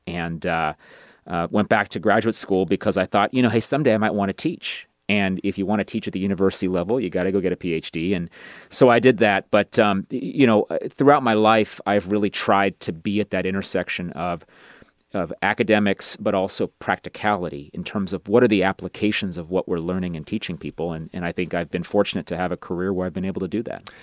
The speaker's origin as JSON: {"language": "English", "town": "Rowland Heights", "region": "California", "country": "United States", "tie": "born or raised there", "said": "the suburb I grew up in, Roland Heights, is a little bit of an ethnic enclave"}